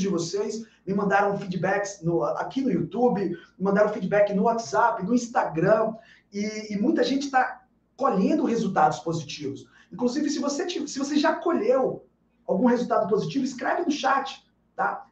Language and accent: Portuguese; Bahia, Brazil; Aqui na Bahia, na minha terra, a gente chama isso de comer com farinha